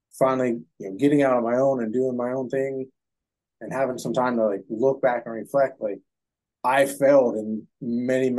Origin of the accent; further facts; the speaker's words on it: Youngstown, Ohio, United States; born and raised in Youngstown, Ohio